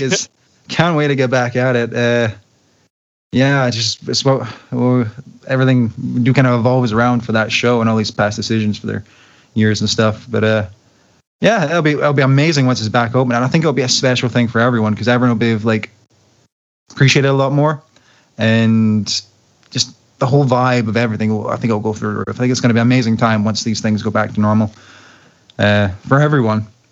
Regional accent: Glasgow, Scotland, United Kingdom; my hometown, Glasgow

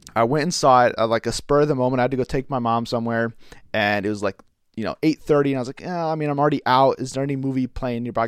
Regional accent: United States; as an American

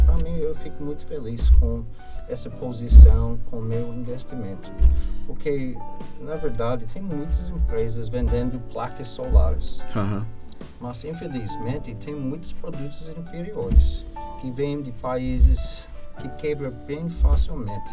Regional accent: United States; Portuguese is a second language; now in Brazil; sou americano

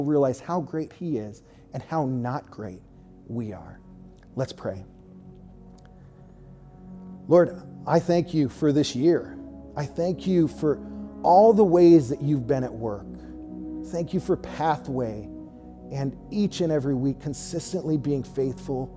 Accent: Southern California, United States; moved away; I'm from Southern California

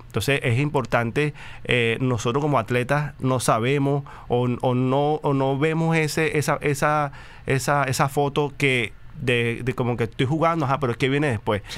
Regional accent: Venezuela; moved away as an adult; somos venezolanos

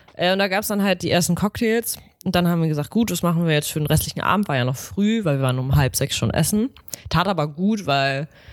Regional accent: Northern Germany, Germany; wir sind Norddeutsche

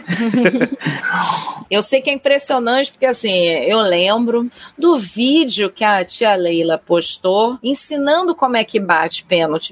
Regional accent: Rio de Janeiro, Brazil; carioca e flamenguista

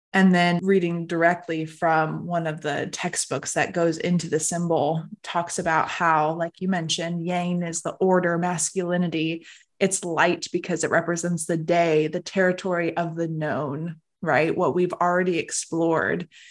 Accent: Arizona, United States; I'm born and raised Arizona.

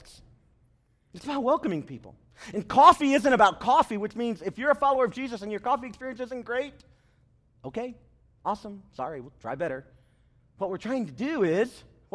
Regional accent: the South, United States; I'm from the South

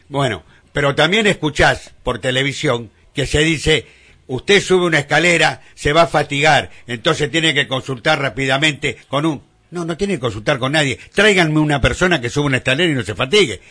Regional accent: Argentina; en nuestro país, en Argentina

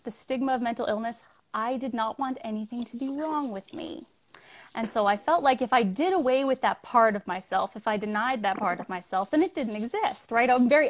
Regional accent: Calgary, Alberta, Canada; also born or lived in Newfoundland; So I am originally from Newfoundland, which is far east for everybody in America. {S0} Right. {S3} But we moved to Calgary when I was small, and I was raised by a single mother

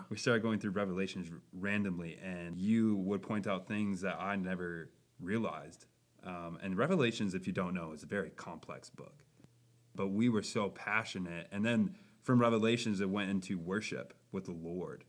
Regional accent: Buffalo, Minnesota, United States; I am from Buffalo, Minnesota, near the Twin Cities.

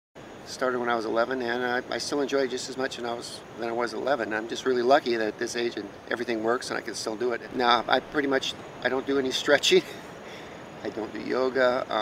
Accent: California, United States; now in Hawaii, United States; I'm from California originally, moved to Hawaii in 1975.

